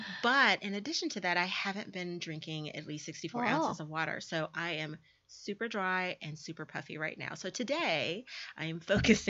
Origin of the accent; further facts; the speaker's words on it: Louisiana, United States; You know, I'm from Louisiana. My grandmother always had cows and chickens and a farm